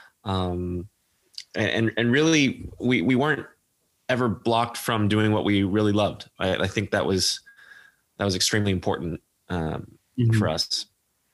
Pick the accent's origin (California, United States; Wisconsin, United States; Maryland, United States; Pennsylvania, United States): California, United States; Foster City; moved away as an adult; now in New York City, United States; I grew up in the Bay Area. I grew up in Foster City